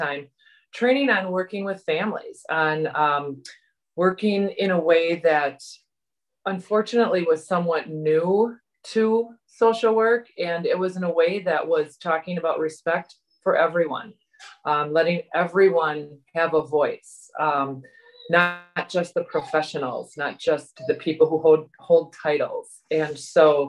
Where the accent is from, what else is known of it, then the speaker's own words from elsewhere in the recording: Wauwatosa, Wisconsin, United States; I grew up in Wauwatosa and went to St. Joe's in Wauwatosa